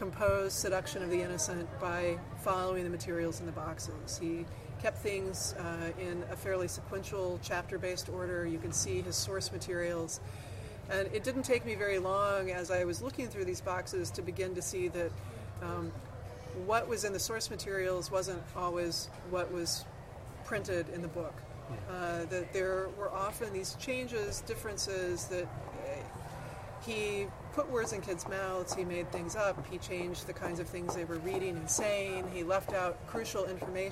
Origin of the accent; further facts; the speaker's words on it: Southern Indiana, United States; Southern Indiana, a little town called Vivi.